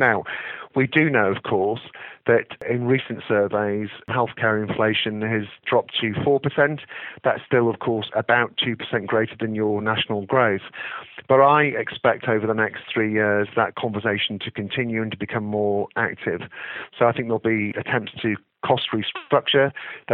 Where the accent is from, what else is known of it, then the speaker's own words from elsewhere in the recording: England, United Kingdom; as an Englishman